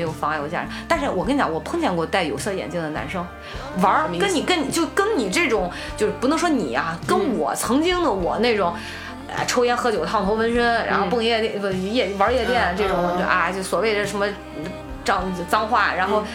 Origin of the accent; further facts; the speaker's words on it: Shandong, China; 我山东人